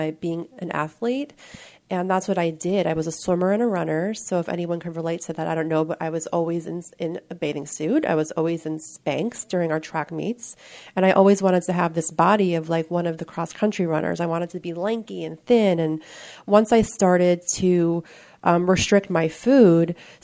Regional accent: New York, United States; I'm from New York, and I come from a relatively normal-looking family on the outside

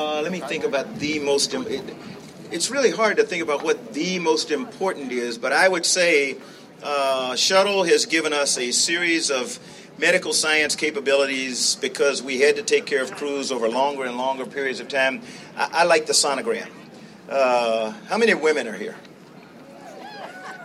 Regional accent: South Carolina, United States; moved away; I grew up in South Carolina

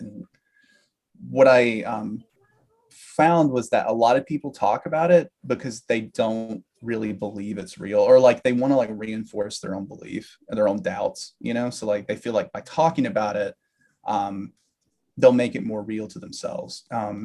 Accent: Alabama, United States; moved away; I grew up in Alabama

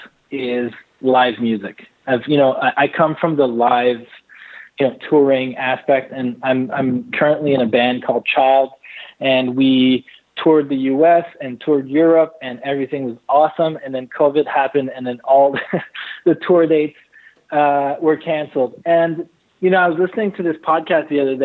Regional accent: Montreal, Quebec, Canada; also born or lived in Los Angeles; growing up in Montreal

